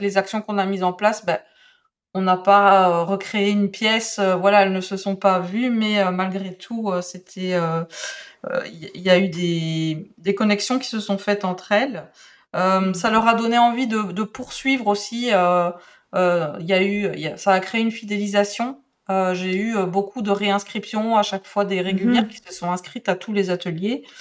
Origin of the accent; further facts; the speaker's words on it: Belgium; accent: Belgian; je suis belge, donc j'ai un accent un petit peu euh, différent.